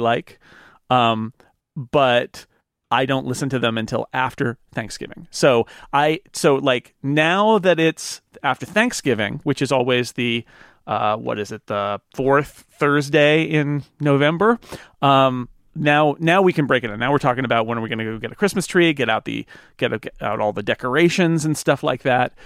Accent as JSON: {"language": "English", "country": "United States", "said": "as an American"}